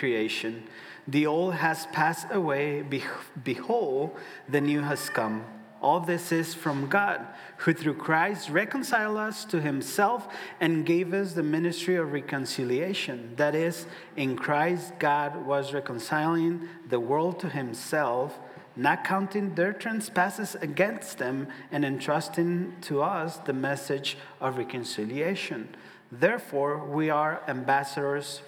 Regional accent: Ciudad Juárez, Chihuahua, Mexico; now in Omaha, United States; I'm from Ciudad Juarez, border city with El Paso, Texas. So if you think of El Paso, just look a little bit down, and that's going to be Juarez right there. So I was born there. I moved to Omaha.

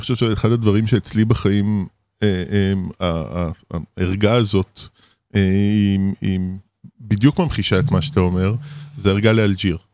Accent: Israel; Hebrew is a second language; also born or lived in Paris, France; גדלנו בקיבוץ

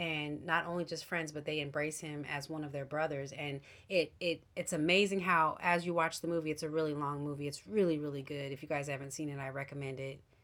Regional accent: United States; as an American Christian

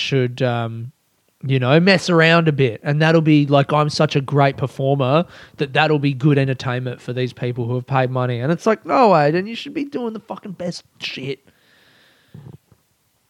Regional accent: Australia; growing up in Australia

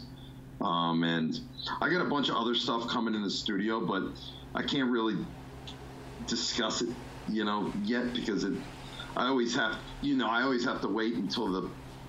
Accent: Northeast, United States; I'm so grateful that I come from the Northeast.

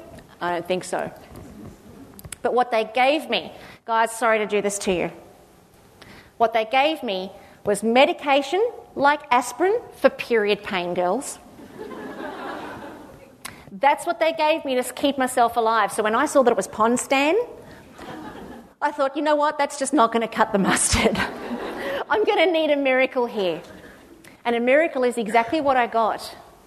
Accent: Australia; I went, "Oh, God, it's, being Australian is fabulous." Except we don't say Australian, we say strong.

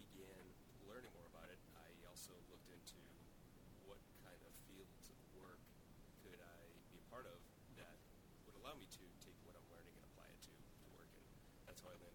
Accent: Quincy, Massachusetts, United States; also born or lived in Marshfield, Massachusetts; I grew up in Quincy

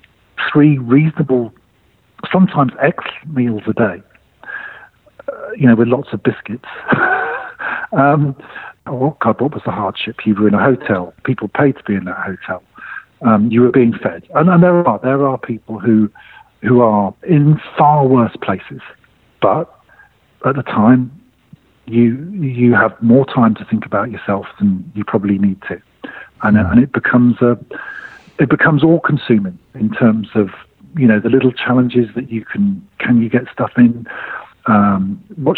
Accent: United Kingdom; now in Singapore

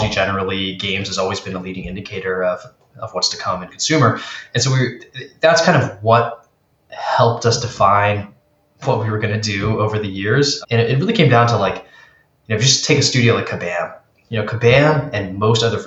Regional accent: Maryland, United States; also born or lived in San Francisco; now in Washington, D.C. area, United States; I was born in Maryland, lived in San Francisco for over a decade, just moved back to the DC area with my family

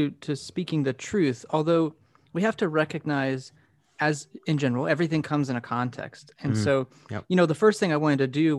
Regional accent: Texas, United States; now in Philadelphia, United States; So I grew up in Texas and am a transplant here to near the Philadelphia area.

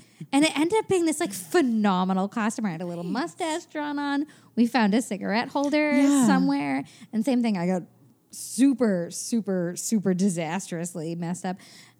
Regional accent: East Coast, United States; It was always cold on Halloween growing up on the East Coast.

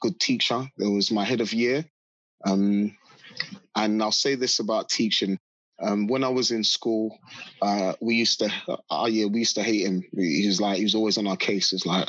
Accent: London, United Kingdom; I grew up in South London, a very rough part of South London called Battersea.

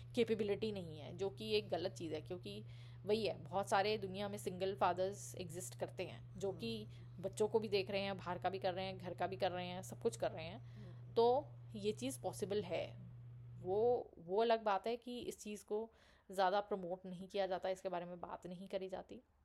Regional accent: Delhi, India; मैं ऑब्वियसली मैं दिल्ली से हूँ

